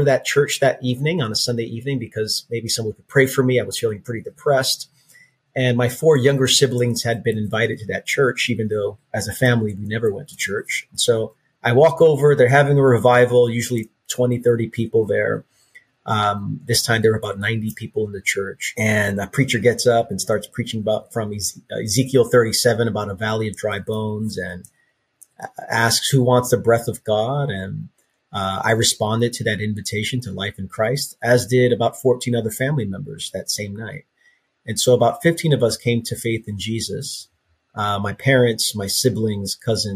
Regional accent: New York City, New York, United States; also born or lived in Queens, New York / Nassau County, Long Island; I grew up born and raised in Brooklyn, New York

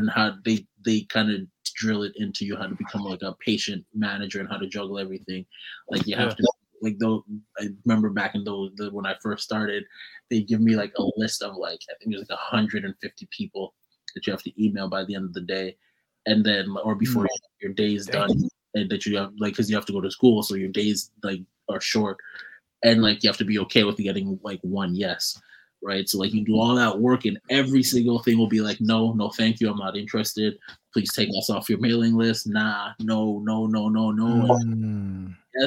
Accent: Calgary, Alberta, Canada; if you're from Calgary, then you know the Bow River

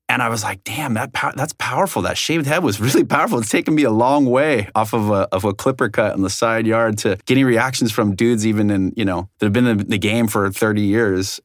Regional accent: South Orange County, California, United States; originally I'm from South Orange County, you know, beautiful place

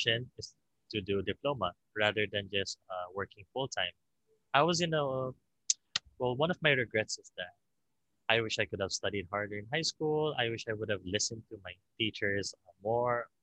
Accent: Philippines; I'm Filipino, 21.

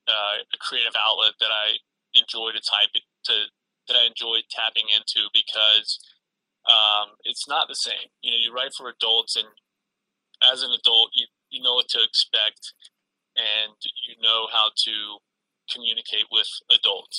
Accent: North Carolina, United States; I grew up in North Carolina

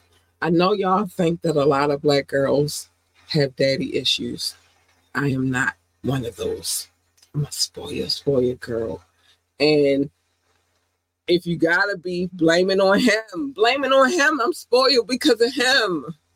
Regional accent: Baltimore, Maryland, United States; I was growing up in Baltimore, I had to pick a side.

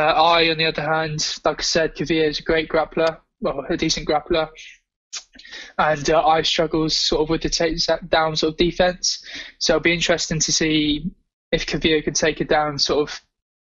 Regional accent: England, United Kingdom; as an Englishman

